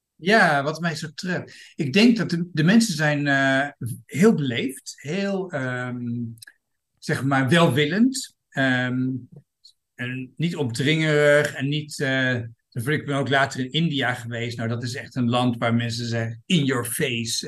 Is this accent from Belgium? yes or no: no; Groningen, Netherlands; moved away as an adult; also born or lived in England; now in Thailand; ik ben eh, geboren en getogen eh, stadje, dus eh, Groningen.